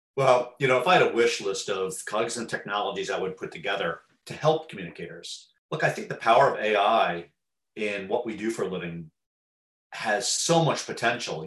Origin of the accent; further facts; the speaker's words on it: Teaneck, New Jersey, United States; Teaneck, New Jersey, my hometown